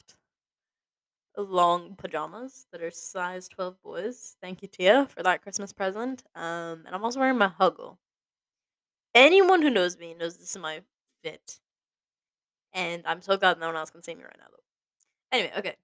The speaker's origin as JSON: {"language": "English", "town": "Boston", "region": "Massachusetts", "country": "United States", "tie": "born or raised there", "also_born_or_lived": "Scotland", "moved": "as an adult", "said": "growing up in Boston, or like around Boston, as an only child"}